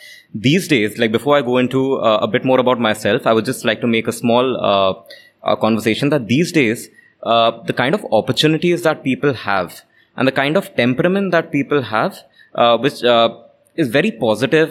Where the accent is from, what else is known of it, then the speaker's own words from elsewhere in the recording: Chandigarh, India; also born or lived in Jalpaiguri, West Bengal; I was born in West Bengal. So I was born in Jalpaiguri, West Bengal. But my family moved from West Bengal quite early, like when I was 6 months old. So I was, I've been brought up in Chandigarh.